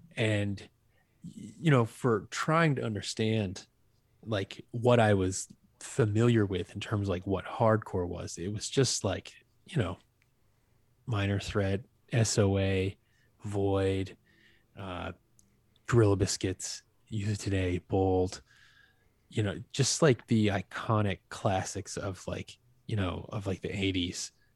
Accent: Acushnet, Massachusetts, United States; also born or lived in New Bedford, Massachusetts; I was from a Acushnet

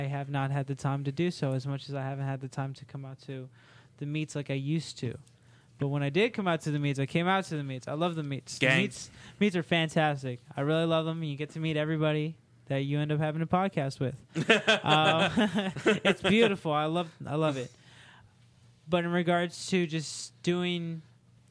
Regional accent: Maryland, United States; born and raised in Maryland

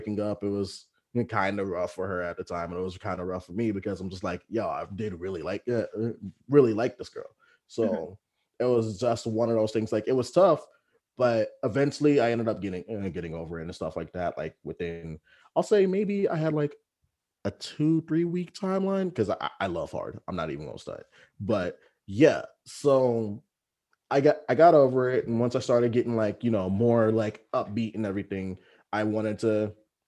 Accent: Texas, United States; moved away; back home in Texas

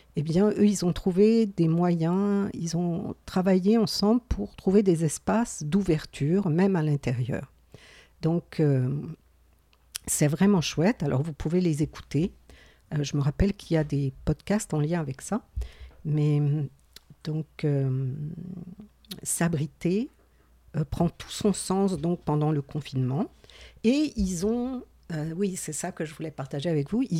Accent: Gaspésie, Quebec, Canada; accent: Gaspésie; mon accent de la Gaspésie

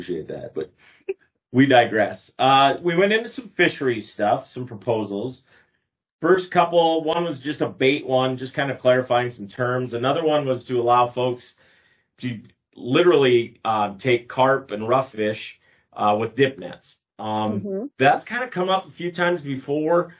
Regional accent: United States; I grew up on Travers and Big Stone. We had a cabin

